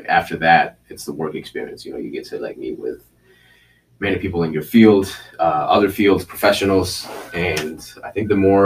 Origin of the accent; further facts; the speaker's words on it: Chicago, Illinois, United States; also born or lived in Mexico / Minneapolis / Philadelphia; I grew up actually in Pilsen here too